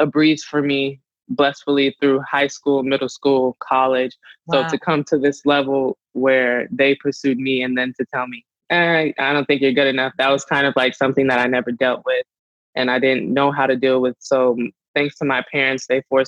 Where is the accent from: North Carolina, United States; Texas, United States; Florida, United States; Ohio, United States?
North Carolina, United States; moved away as an adult; now in California, United States; go back home to North Carolina, because I moved from North Carolina all the way to California for rugby